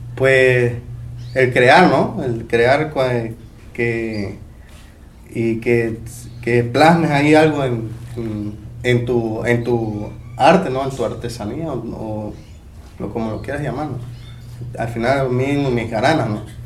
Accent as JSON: {"language": "Spanish", "country": "Mexico", "tie": "born or raised there", "also_born_or_lived": "Playa del Carmen, Mexico"}